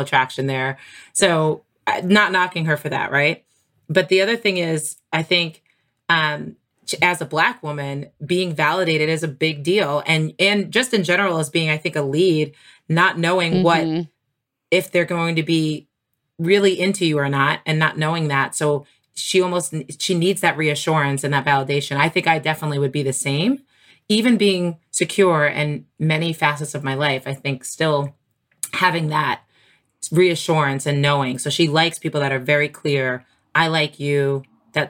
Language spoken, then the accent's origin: English; New York, United States; I'm from New York